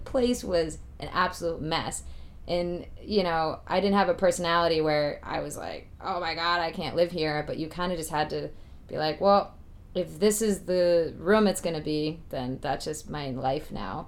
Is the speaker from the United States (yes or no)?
yes; Boston, Massachusetts, United States; I grew up in Boston